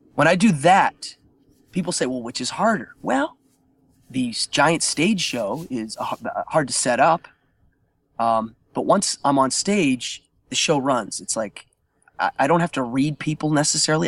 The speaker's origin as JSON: {"language": "English", "town": "Altoona", "region": "Pennsylvania", "country": "United States", "tie": "born or raised there", "said": "Altoona, Pennsylvania, my hometown"}